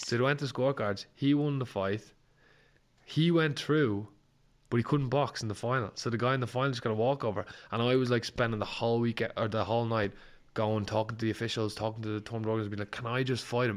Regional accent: Ireland; an Irish fighter

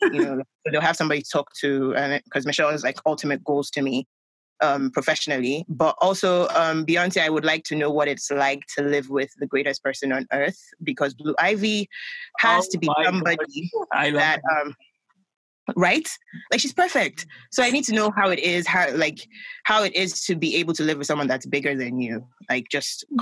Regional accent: Lagos, Nigeria; I grew up in Nigeria

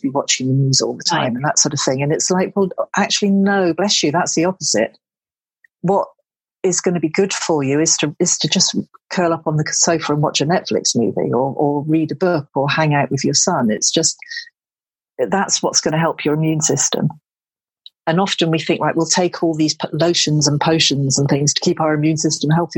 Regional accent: Devon, South West England, United Kingdom; moved away; I'm from Devon

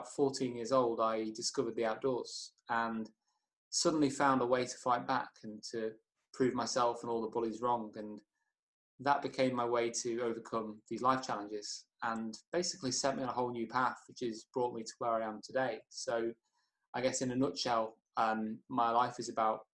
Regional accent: Chester, North West England, United Kingdom; moved away as an adult; now in Kendal, United Kingdom; I was brought up in Chester. I'm 24 now, but I lived there all my life until last year when I now moved to Kendal.

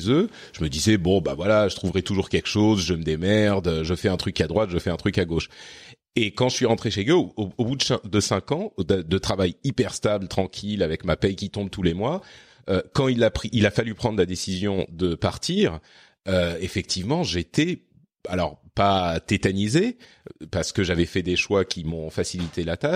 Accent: Lebanon; born there; also born or lived in Cyprus / Japan / France; j'ai vécu à euh, à Chypre quand j'étais adolescent, j'ai vécu au Liban, j'ai vécu. Enfin, je suis je suis né au Liban en fait.

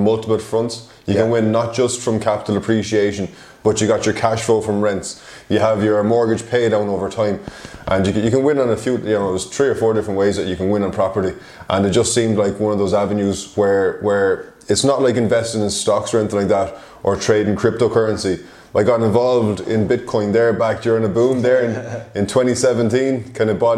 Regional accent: Ireland; moved away as an adult; I am from Ireland originally. I moved over here in July 2019

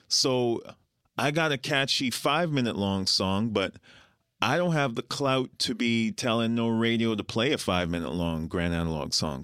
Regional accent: Winnipeg, Manitoba, Canada; moved away as an adult; also born or lived in Guyana; now in Toronto, Canada; we're from Winnipeg, A K A Winter Peg, A K A Peg City

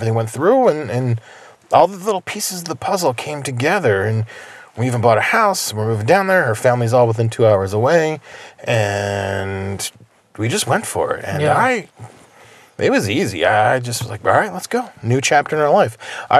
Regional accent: outside Philadelphia, New Jersey, United States; moved away; I grew up in New Jersey. Yeah. I grew up outside Philly.

